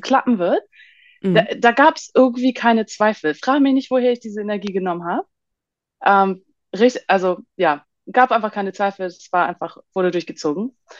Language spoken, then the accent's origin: German; Hamburg, Germany; moved away as an adult; also born or lived in Bali, Indonesia; Ich komme ursprünglich aus Hamburg und pendel aber mittlerweile zwischen, ja, Deutschland und Bali in Indonesien